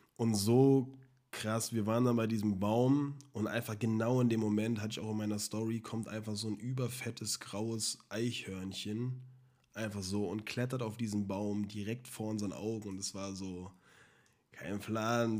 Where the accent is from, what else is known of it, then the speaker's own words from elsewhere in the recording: Germany; bei uns in Deutschland